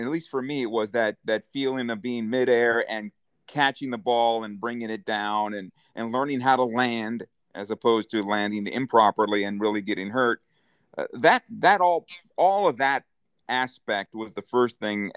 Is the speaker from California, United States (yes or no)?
yes; San Diego, California, United States; I grew up in San Diego